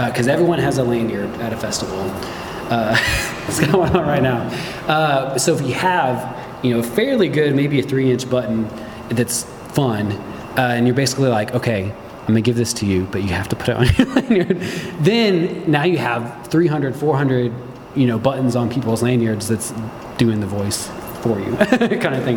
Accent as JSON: {"language": "English", "region": "Midwest", "country": "United States", "tie": "born or raised there", "said": "growing up in the Midwest"}